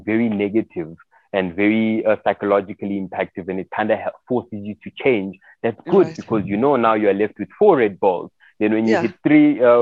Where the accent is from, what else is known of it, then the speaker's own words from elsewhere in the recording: Johannesburg, Gauteng, South Africa; also born or lived in Congo / Soweto; I grew up in Johannesburg CBD